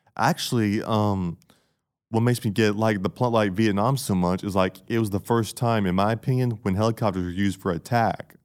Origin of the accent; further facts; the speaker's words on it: Camilla, Georgia, United States; I'm from Camilla, Georgia.